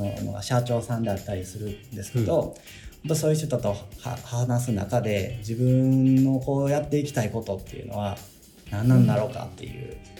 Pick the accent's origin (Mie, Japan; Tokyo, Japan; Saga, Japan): Mie, Japan; Iga; あの三重県伊賀市で、まあ、生まれも育ちもで今もあの伊賀市におります